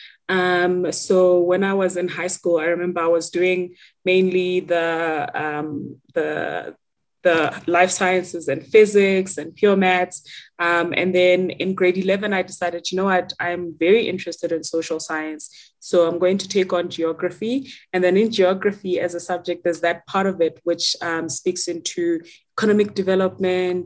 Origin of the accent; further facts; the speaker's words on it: Rustenburg, North West, South Africa; I am from a small town called Rustenburg in the Northwest, and that is where I grew up